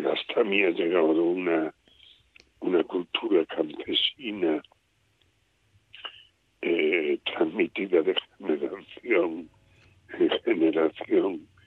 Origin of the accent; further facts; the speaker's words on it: Esparagosa de Lares, Extremadura, Spain; mi pueblo se conservó muy puro el, folclore. Eh, en aquella época era un pueblo muy aislado